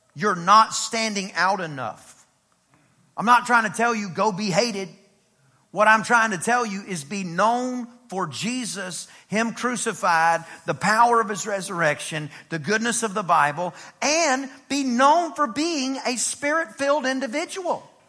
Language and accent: English; East Texas, United States; I'm from East Texas